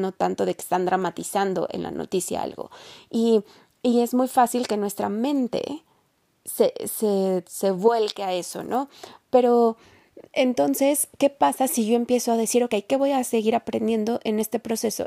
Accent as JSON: {"language": "Spanish", "country": "Mexico", "said": "en México, en mi país"}